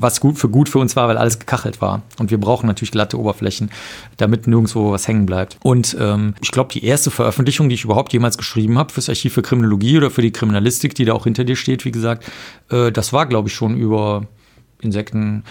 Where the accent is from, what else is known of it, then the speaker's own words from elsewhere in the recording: Cologne, North Rhine-Westphalia, Germany; ich bin in Köln aufgewachsen